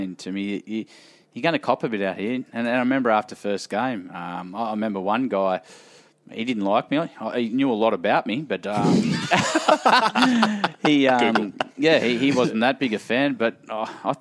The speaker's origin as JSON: {"language": "English", "town": "Queanbeyan", "region": "New South Wales", "country": "Australia", "tie": "born or raised there", "said": "I grew up just near Fishwick in Queanbeyan."}